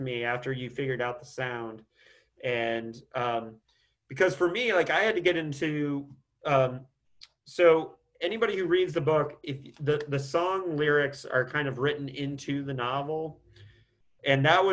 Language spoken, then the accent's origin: English; Indiana, United States; my home state of Indiana